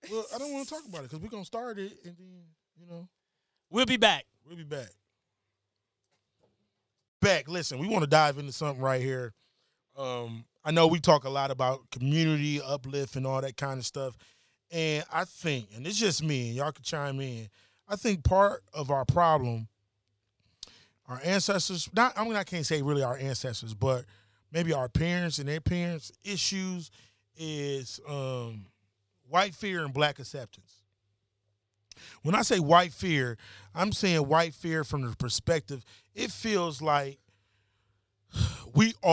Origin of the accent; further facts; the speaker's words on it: Detroit, Michigan, United States; I'm from Detroit, that. East Side, bro.